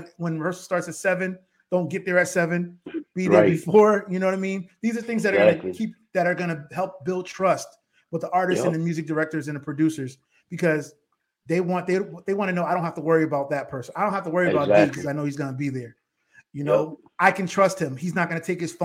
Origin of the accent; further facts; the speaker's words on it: Bridgeport, Connecticut, United States; now in Powder Springs, Georgia, United States; We're all from the same city in Bridgeport, Connecticut